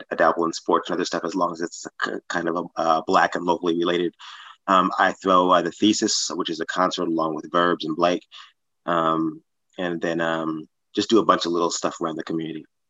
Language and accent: English; New York, United States; moved away; I'm originally from New York, New York. Um, I've been out here for 31 years